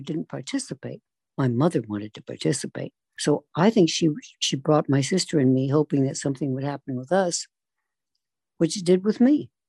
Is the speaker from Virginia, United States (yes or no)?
yes; Virginia, United States; also born or lived in Beckley, West Virginia; I was born in Beckley, West Virginia, not because we were living there. My mother was visiting her sister, and I just came along a month early. We were living in Virginia at that time.